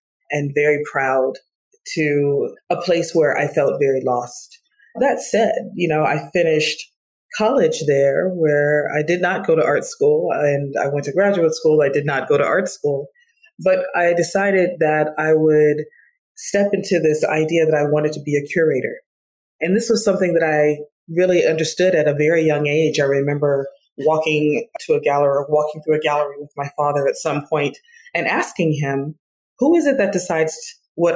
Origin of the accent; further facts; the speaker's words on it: Detroit, Michigan, United States; I grew up in Detroit, Michigan, off the hills of the civil rights movement.